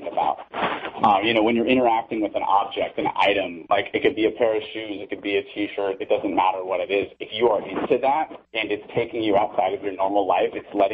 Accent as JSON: {"language": "English", "town": "Santa Monica", "region": "California", "country": "United States", "tie": "born or raised there", "said": "I'm actually born and raised Santa Monica. I am a third generation Angelino."}